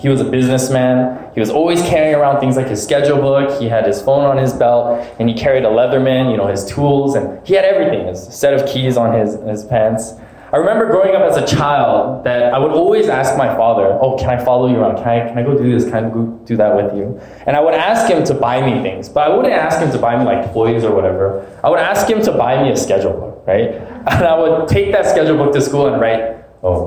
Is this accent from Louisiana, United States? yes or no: no; Alaska, United States; moved away as an adult; now in California, United States; growing up in Alaska most of my life